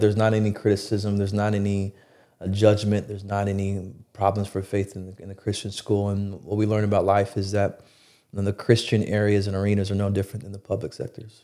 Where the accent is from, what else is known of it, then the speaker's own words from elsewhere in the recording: Plano, Texas, United States; also born or lived in Binghamton, New York; here in Plano.